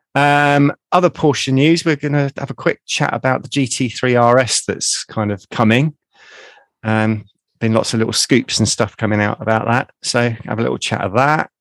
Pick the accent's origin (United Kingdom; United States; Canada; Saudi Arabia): United Kingdom; accent: south of London; my dulcet tones from the south of London